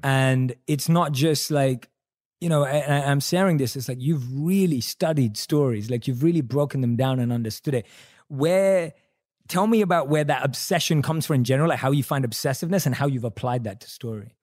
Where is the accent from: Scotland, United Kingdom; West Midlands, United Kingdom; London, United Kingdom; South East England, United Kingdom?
London, United Kingdom; I'm a British Indian, right? Born and raised in London.